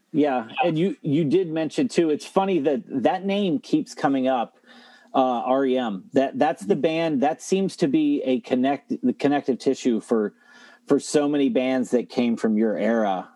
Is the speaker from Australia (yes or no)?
no; Toledo, Ohio, United States; I'm from Ohio. I'm from the Toledo area.